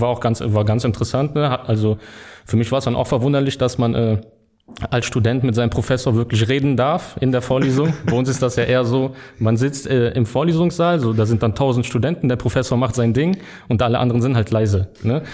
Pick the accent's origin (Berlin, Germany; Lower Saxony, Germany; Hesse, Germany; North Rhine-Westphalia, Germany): North Rhine-Westphalia, Germany; Düren; also born or lived in Simmern, Rhineland-Palatinate; aufgewachsen in Düren